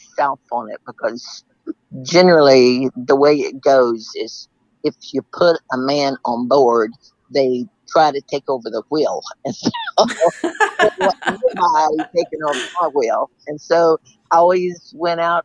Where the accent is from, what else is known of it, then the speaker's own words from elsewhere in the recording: Seadrift, Texas, United States; I was born and raised in Sea Drift